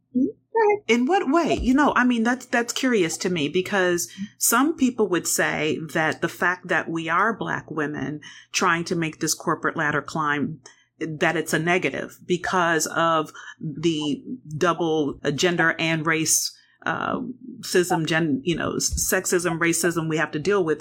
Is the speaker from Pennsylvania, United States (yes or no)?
yes; Pennsylvania, United States; Pennsylvania State University, my home state